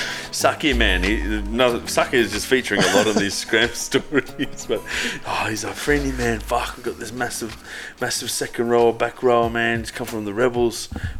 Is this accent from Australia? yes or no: yes; Australia; I'm Aussie, mate.